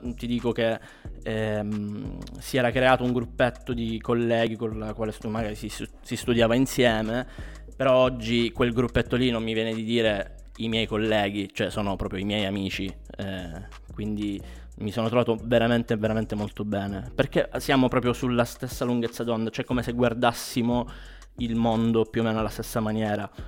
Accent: Catania, Sicily, Italy; moved away as an adult; now in Milan, Italy; io sono di Catania, eh, anche se in realtà mh, mm, mi sono trasferito ormai due annetti, qua, due annetti fa qua a Milano

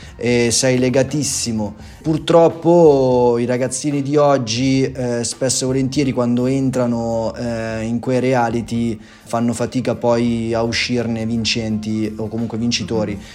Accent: Erba, Lombardy, Italy; Vengo dalla provincia di Como, precisamente da Erba

